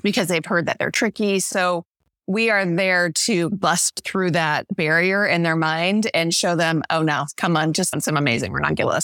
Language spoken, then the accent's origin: English; St. Louis, Missouri, United States; now in Skagit Valley, United States; I grew up in Missouri, in Saint Louis